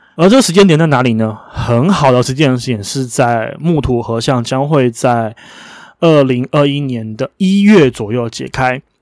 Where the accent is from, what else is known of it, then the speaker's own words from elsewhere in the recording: Taiwan; 因为我是台湾人